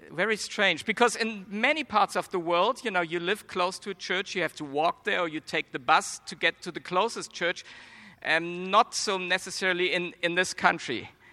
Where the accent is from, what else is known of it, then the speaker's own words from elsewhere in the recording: Germany; accent: German; now in United States; I was born and raised in Germany, but I believe I don't have a strong German accent